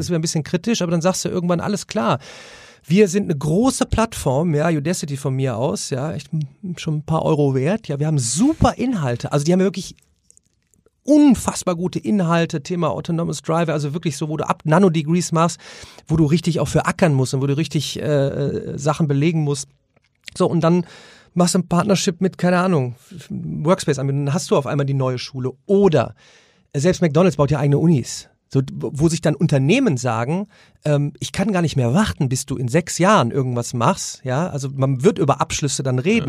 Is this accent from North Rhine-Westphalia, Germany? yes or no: yes; Remscheid, North Rhine-Westphalia, Germany; ich komme aus Remscheid in der Nähe von Köln